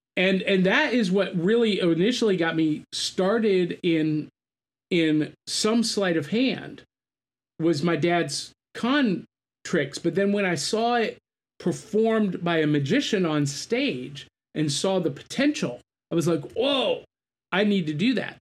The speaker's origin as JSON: {"language": "English", "town": "North Canton", "region": "Ohio", "country": "United States", "tie": "born or raised there", "said": "I grew up in North Canton, in, I mean, dead center between those two cities"}